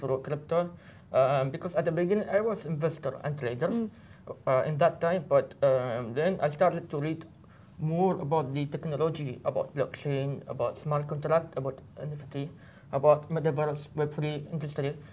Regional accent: Oman; I'm from Oman

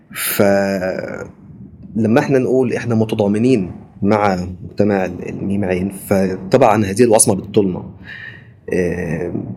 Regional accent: Egypt; moved away as an adult; انا محامي مصري آه، احب اقول ان انا محامي مصري سابقا يعني لان من بعد خروجي من مصر

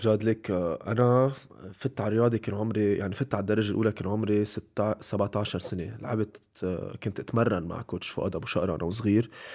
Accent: Lebanon; أنا لبناني

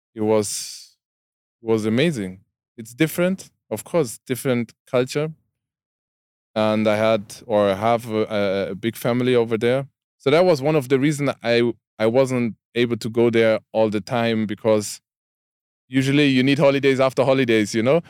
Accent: Karlsruhe, Baden-Württemberg, Germany; English is a second language; I, I'm from Karlsruhe, that city

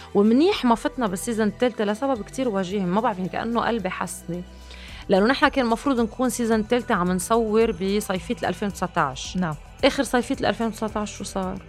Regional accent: Lebanon; عم بحكي كلبنانيه تحديدا

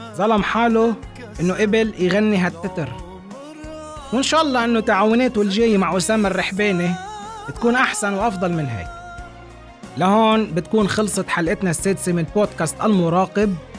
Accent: Lebanon; بلدنا لبنان

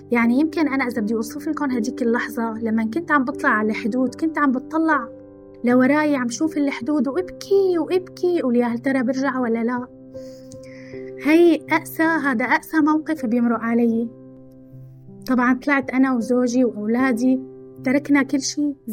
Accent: Syria; moved away; من وقت ما طلعت من بلدي هاي المشاعر ما فارقتني عدم الاستقرار عدم الشعور بالاستقرار والأمان من وقت ما طلعت من سوريا

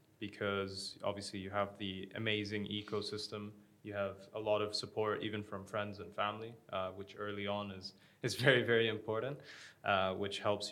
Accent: Abu Dhabi, United Arab Emirates; moved away as an adult; also born or lived in United States; I grew up in Abu Dhabi.

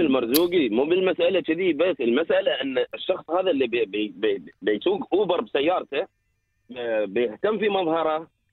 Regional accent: United Arab Emirates; انا كمواطن

